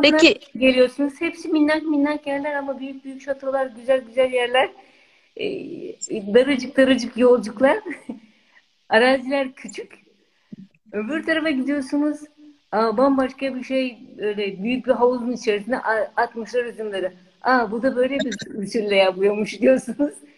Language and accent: Turkish; Eskişehir, Turkey; moved away; also born or lived in California, United States